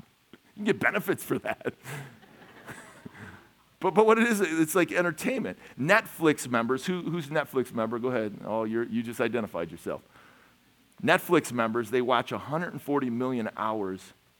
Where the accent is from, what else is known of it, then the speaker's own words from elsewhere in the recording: Chicago, Illinois, United States; now in Minnesota, United States; I'm from Chicago